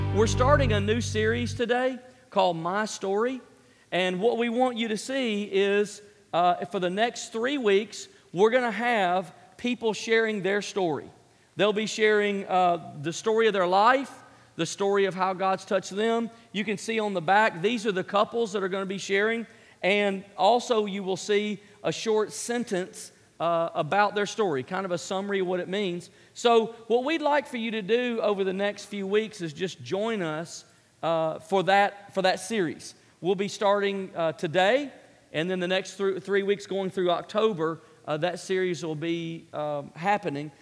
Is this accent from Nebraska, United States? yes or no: no; Memphis, Tennessee, United States; born and raised in Memphis, Tennessee